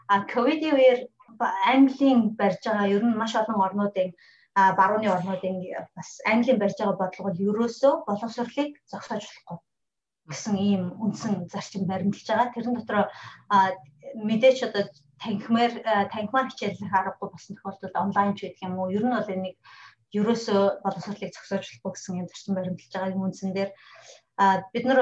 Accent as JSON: {"language": "Mongolian", "country": "Mongolia", "moved": "yes", "lives_now": "London, United Kingdom"}